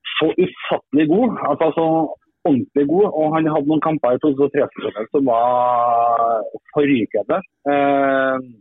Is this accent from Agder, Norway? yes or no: no; Trondheim, Trøndelag, Norway; moved away as an adult; also born or lived in Sweden / Kristiansand; bodde jeg hjemme i Trondheim da, i noen måneder.